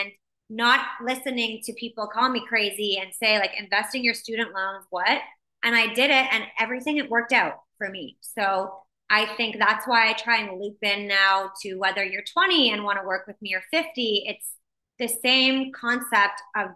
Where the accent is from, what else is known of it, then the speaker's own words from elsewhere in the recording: Windsor, Ontario, Canada; also born or lived in Mexico; now in Toronto, Canada; So I grew up in Windsor, Ontario.